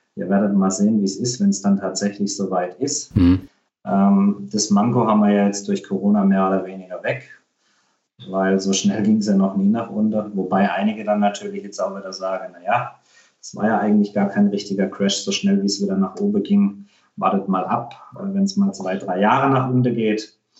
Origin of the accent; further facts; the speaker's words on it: Germany; bei uns in Deutschland